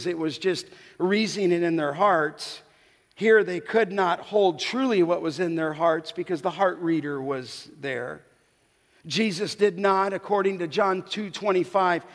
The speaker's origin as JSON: {"language": "English", "town": "Santa Monica", "region": "California", "country": "United States", "tie": "born or raised there", "said": "where I grew up by in Santa Monica, in Venice"}